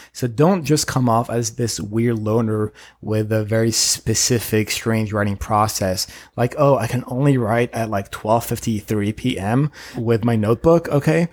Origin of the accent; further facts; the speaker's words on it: Paris, Île-de-France, France; now in United States; I'm an immigrant from Paris who won his green card at the lottery and then became a citizen recently